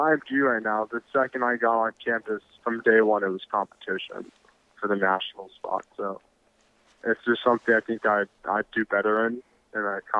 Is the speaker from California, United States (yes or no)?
yes; California, United States; also born or lived in Vietnam; I was born in California.